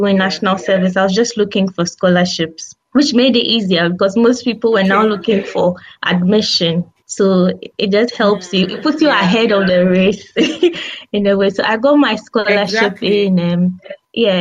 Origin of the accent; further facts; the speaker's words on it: Ghana; moved away as an adult; now in Huddersfield, United Kingdom; I'm from Ghana, so I came here to do my MSc in health psychology